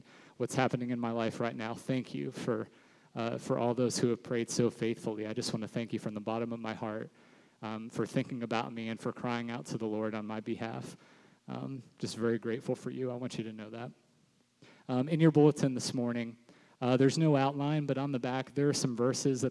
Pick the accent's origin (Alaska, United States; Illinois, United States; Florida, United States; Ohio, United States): Florida, United States; Sarasota; I grew up here in Sarasota, was raised in this church